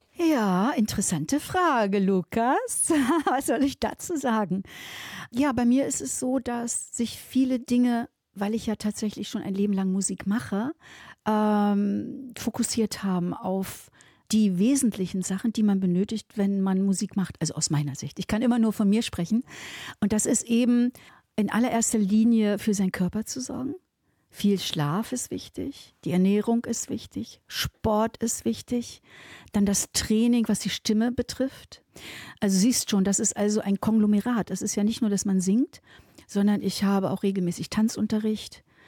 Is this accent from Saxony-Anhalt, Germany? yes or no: yes; Saxony-Anhalt, Germany; now in Moers, Germany; ich komme ja aus Sachsen-Anhalt